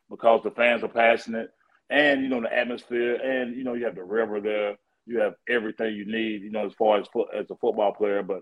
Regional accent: Tennessee, United States; We grew up together in Tennessee

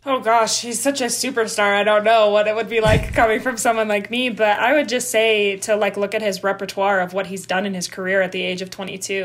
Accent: Denver, Colorado, United States; also born or lived in Saskatchewan; I was born in Denver um, to two Canadian parents

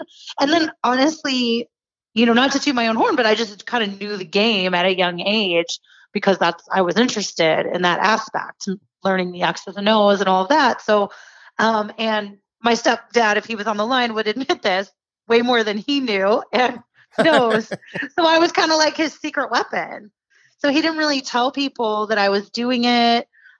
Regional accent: California, United States; also born or lived in Santa Monica / Fresno; So I was born in Santa Monica, California. And kind of, we were there for a few years, and then I was in the Central Valley of California, like Fresno, for a little bit of my childhood. And then we moved up to the Bay Area for basically high school.

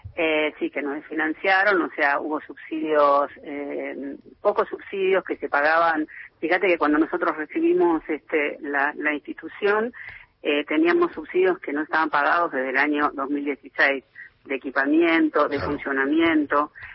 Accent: Buenos Aires, Argentina; Yo soy de Capital.

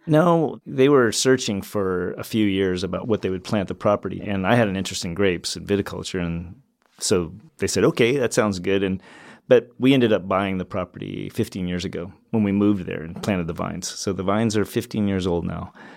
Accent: Alaska, United States; moved away as an adult; also born or lived in Walla Walla, Washington; I grew up in Alaska and, um, enjoyed the outdoors up there

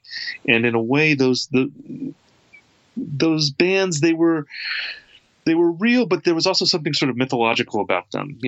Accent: Wisconsin, United States; I mean, I'm from the Midwest. I'm from Wisconsin.

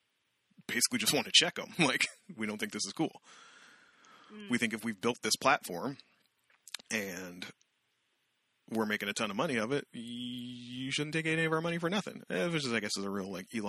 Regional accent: Canada

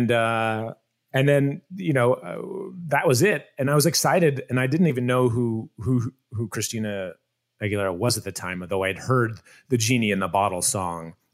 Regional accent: Iowa, United States; the cast was in was in Des Moines that I wanted to treat them well, have a good experience in in my home state

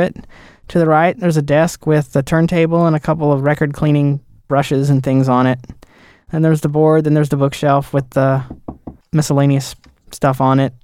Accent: the South, United States; I'm from the South

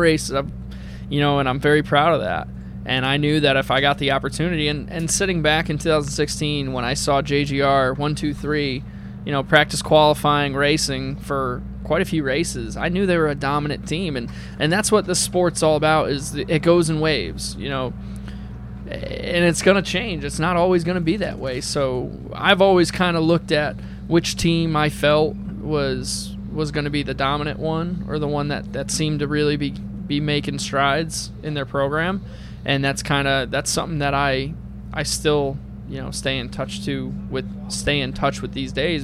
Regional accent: New England, United States; I'm from New England

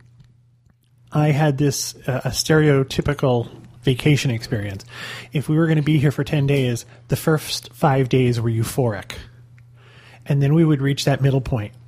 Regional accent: Northeast, United States; I grew up in the Northeast

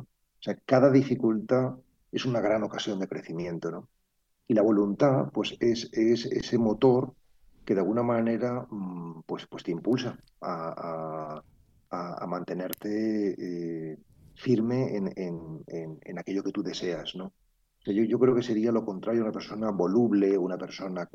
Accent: Madrid, Community of Madrid, Spain; mi infancia viví en el Parque del Oeste, eh, vivía en la calle Rosales, nada menos, que es una calle de Madrid muy privilegiada

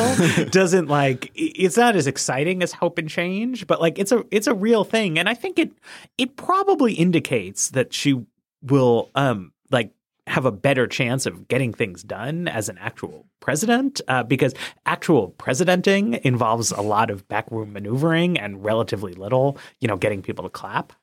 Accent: New York, United States; I'm a New Yorker. I, I was living there in the state at the time.

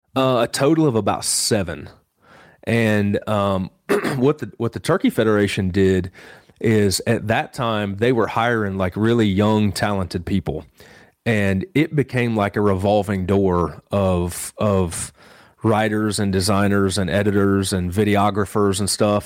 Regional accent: Western Illinois, United States; moved away as an adult; also born or lived in South Carolina; now in Boone, North Carolina, United States; I actually grew up in Western Illinois and, um, grew up on a farm there

